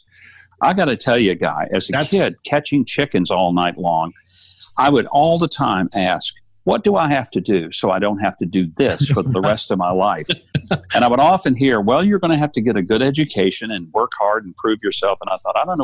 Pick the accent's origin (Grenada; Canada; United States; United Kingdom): United States; South Arkansas; I grew up dirt poor in South Arkansas